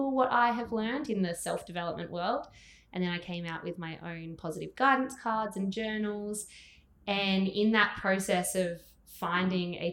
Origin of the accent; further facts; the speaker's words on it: Gold Coast, Queensland, Australia; I'm from the Gold Coast